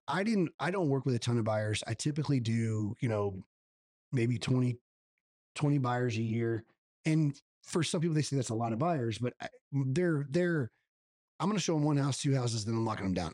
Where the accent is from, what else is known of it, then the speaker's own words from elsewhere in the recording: La Vernia, Texas, United States; I'm partners in a gym in my hometown of Lavernia where I currently live